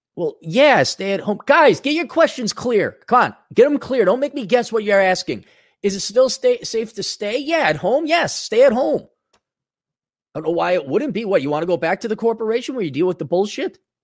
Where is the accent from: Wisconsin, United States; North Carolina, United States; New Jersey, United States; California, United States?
Wisconsin, United States; I grew up in Wisconsin